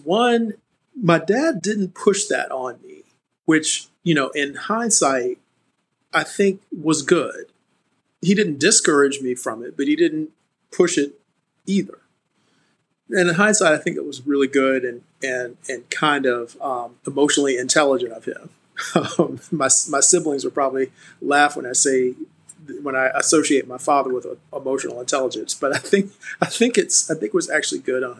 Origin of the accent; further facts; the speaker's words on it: Savannah, Georgia, United States; I grew up in Savannah, Georgia, oldest of three kids.